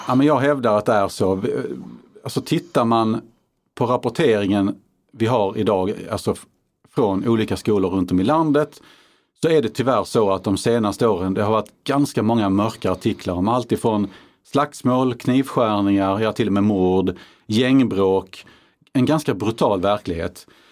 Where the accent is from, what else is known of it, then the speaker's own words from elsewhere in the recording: Karlskrona, Blekinge, Sweden; min hemkommun Karlskrona